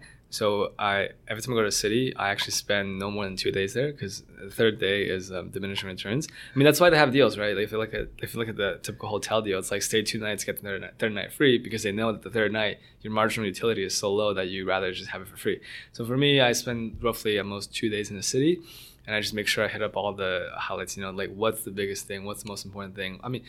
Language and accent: English; Mississauga, Ontario, Canada; But I grew up mostly in Mississauga, went to Waterloo for university.